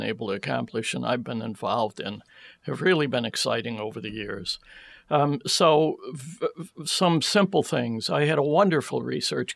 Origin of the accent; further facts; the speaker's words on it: Syracuse, New York, United States; also born or lived in Europe; now in Tennessee, United States; I'm from Syracuse